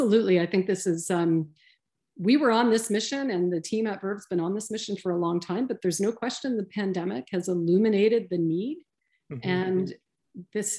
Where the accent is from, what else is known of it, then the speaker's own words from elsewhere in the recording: London, Ontario, Canada; moved away as an adult; now in Sudbury, Canada; I'm from the South. I'm from London, Ontario, originally.